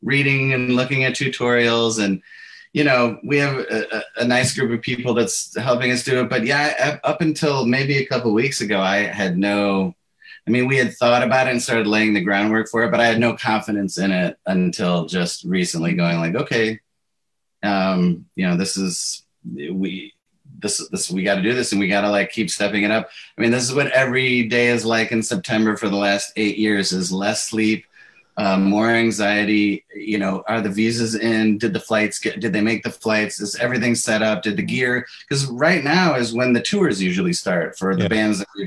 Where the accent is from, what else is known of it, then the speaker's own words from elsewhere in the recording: Chicago, Illinois, United States; from a young age growing up in Chicago